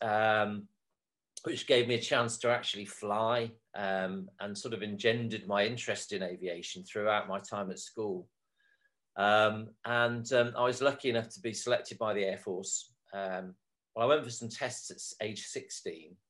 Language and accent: English; North Wales, United Kingdom; I was brought up in North Wales